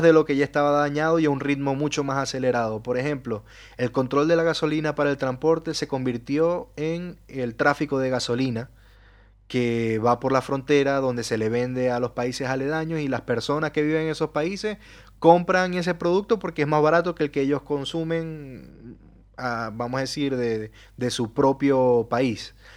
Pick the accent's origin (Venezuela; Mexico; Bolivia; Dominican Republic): Venezuela; moved away; en mi país, en Venezuela